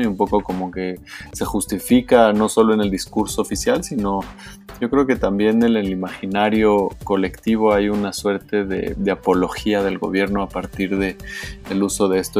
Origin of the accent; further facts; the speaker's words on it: Mexico; Como mexicano